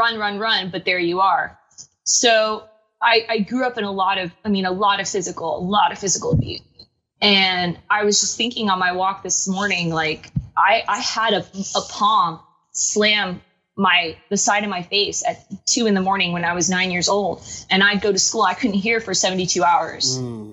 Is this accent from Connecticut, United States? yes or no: yes; Connecticut, United States; I was born in Connecticut